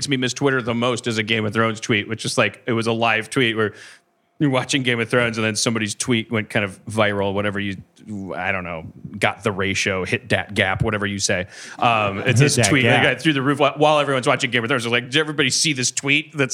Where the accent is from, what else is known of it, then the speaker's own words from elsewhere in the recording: Wisconsin, United States; now in Los Angeles, United States; I'm from Wisconsin.